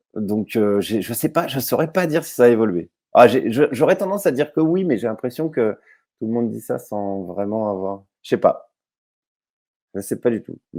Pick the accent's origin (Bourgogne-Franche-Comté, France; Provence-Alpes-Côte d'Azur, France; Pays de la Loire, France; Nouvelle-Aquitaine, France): Bourgogne-Franche-Comté, France; Jussey; où j'ai grandi là, en Haute-Saône, c'est Jussé, j'allais à Vesoul